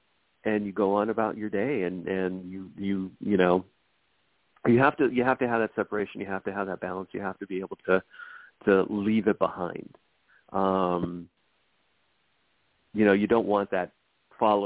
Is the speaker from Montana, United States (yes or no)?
no; Los Angeles, California, United States; I'm born and raised in Los Angeles